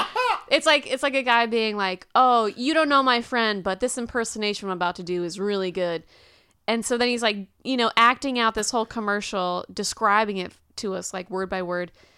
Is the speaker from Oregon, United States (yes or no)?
no; Houston, Texas, United States; I was born and raised in Houston